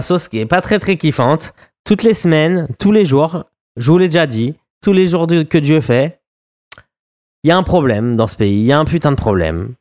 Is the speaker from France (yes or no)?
yes; France; moved away; on est des Français à l'étranger et on aime bien parler de ce qui se passe, voilà, en France et de ce qui se passe pour nous aussi et aussi ce pourquoi on a quitté ce pays